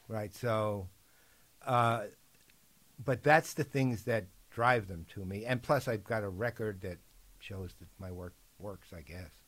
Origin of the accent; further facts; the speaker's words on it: New York City, New York, United States; I'm a New Yorker